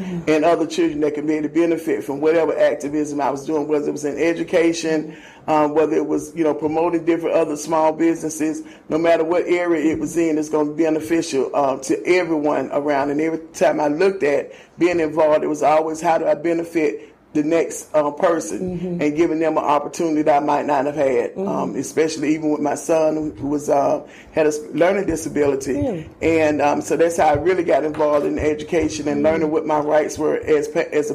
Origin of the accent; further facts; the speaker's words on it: Atlanta, Georgia, United States; also born or lived in Clayton County, Georgia; I was born and raised in Southeast Atlanta, attended school, elementary